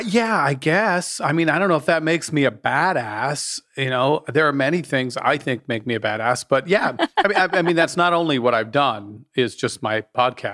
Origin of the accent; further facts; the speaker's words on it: Utah, United States; I was raised in Utah. Big ass Mormon family